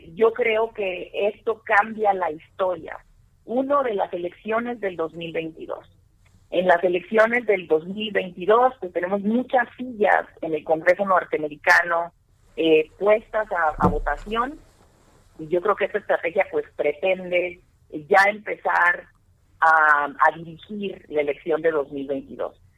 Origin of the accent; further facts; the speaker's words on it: Mexico; nosotros, como mexicanos